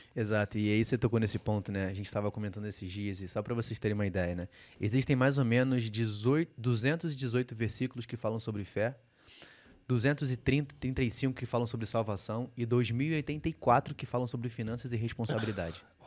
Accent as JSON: {"language": "Portuguese", "region": "Rio de Janeiro", "country": "Brazil", "said": "Eu sou carioca"}